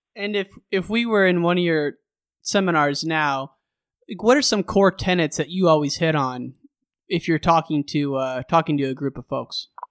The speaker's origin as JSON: {"language": "English", "region": "Illinois", "country": "United States", "tie": "born or raised there", "said": "I grew up in Illinois"}